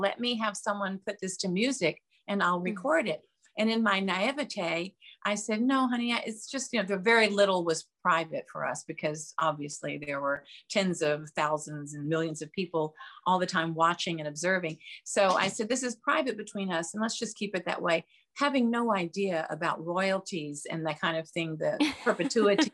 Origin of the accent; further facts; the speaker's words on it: Memphis, Tennessee, United States; moved away; I grew up in the South. I grew up in Memphis, Tennessee